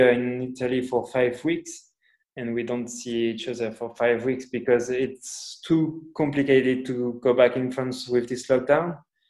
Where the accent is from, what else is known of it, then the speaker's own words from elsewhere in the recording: Portugal; English is a second language; also born or lived in Spain; I'm from Portugal where my mom was born